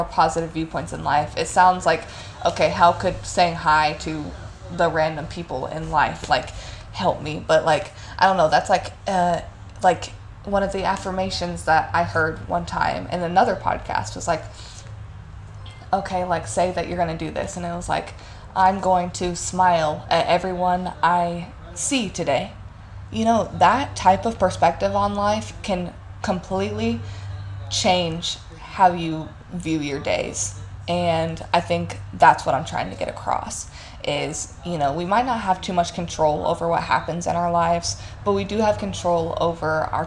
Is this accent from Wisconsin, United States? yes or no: no; Evansville, Indiana, United States; moved away as an adult; Evansville is nice, and, you know, like, I'm not gonna, like, super hate on my hometown